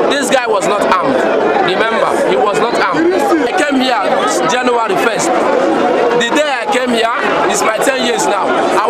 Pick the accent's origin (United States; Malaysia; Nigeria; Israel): Nigeria; now in South Africa